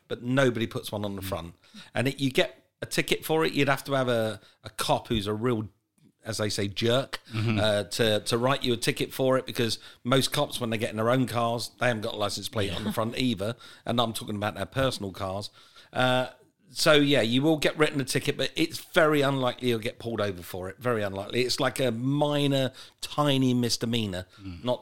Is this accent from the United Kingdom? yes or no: yes; England, United Kingdom; moved away as an adult; also born or lived in United States; I'm an Englishman at heart. I need to be back home